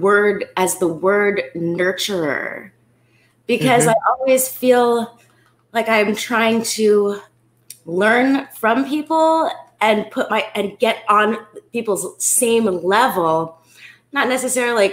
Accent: California, United States; I'm from California

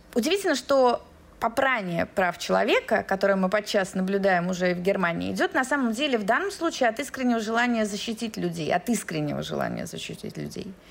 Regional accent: Moscow, Russia; moved away as an adult; now in Berlin, Germany; Москва, мой родной город

